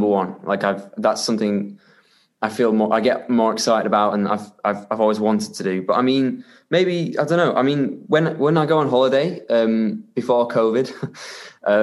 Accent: Halifax, Yorkshire and the Humber, United Kingdom; accent: Yorkshire; now in Budapest, Hungary; I grew up in Halifax in Yorkshire, so it's like a small town in the north of England.

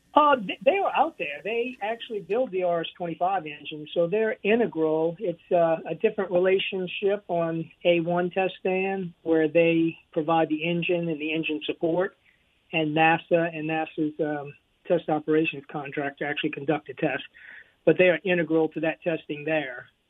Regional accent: Louisiana, United States; I'm from originally from Louisiana

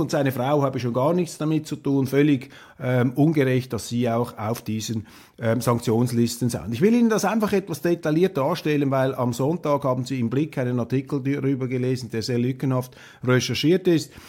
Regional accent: Switzerland; als Schweizer

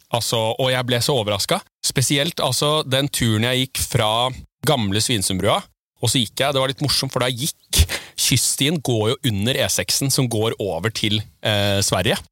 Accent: Tjøme, Vestfold, Norway; jeg er oppvokst på Tjøme, på andre sida av fjorden her

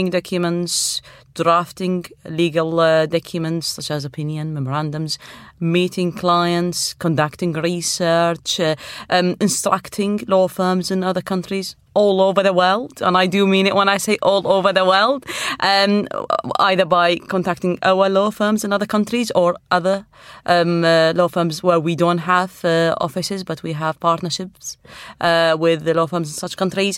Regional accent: Iraq; now in United Kingdom; Well, I am originally from Iraq, and I have a law degree in Arabic.

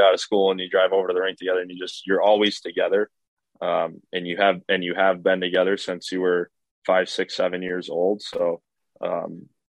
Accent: Minnesota, United States; moved away as an adult; growing up in Minnesota

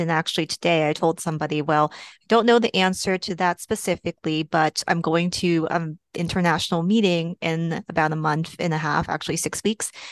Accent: Texas, United States; also born or lived in Portland, Oregon / Seattle, Washington; now in Boston, United States; I am originally from Texas

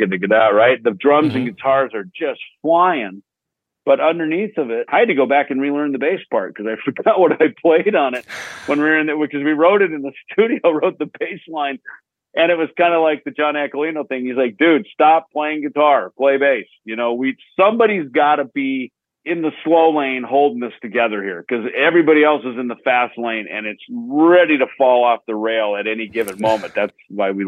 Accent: Minnesota, United States; the kid growing up in Minnesota

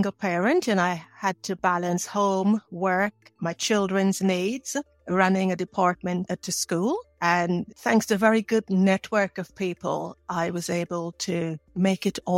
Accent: Guyana; also born or lived in Bahamas / England; In three countries Guyana, the Bahamas, and England.

